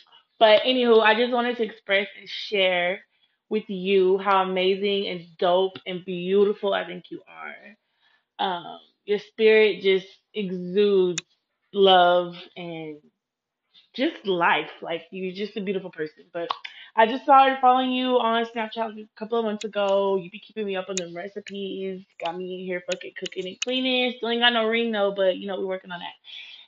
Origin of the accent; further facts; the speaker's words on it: Dallas, Texas, United States; I'm from Dallas, Texas.